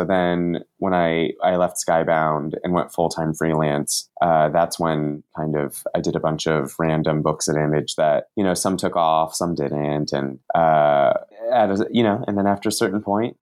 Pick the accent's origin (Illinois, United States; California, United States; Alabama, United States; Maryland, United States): California, United States; Santa Monica; also born or lived in Santa Cruz, California; I was born and raised in Santa Monica, California, and essentially have lived here my whole life